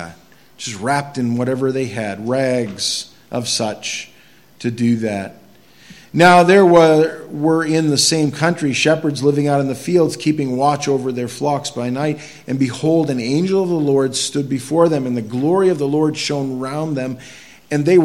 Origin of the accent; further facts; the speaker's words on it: Quimby, Maine, United States; I grew up in Quimby, Maine